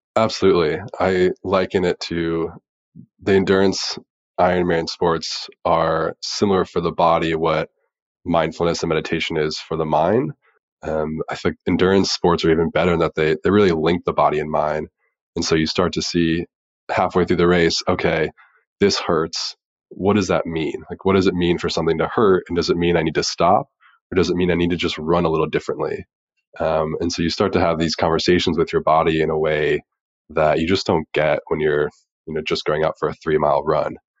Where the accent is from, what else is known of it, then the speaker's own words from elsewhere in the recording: Dayton, Ohio, United States; growing up in Dayton, Ohio, and football is just king there